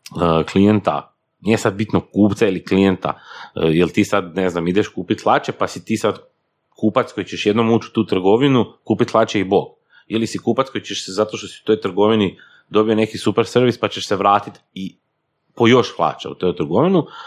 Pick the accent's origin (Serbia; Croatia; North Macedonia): Croatia; Slavonia; ja sam slavonac, dolazim iz Slavonije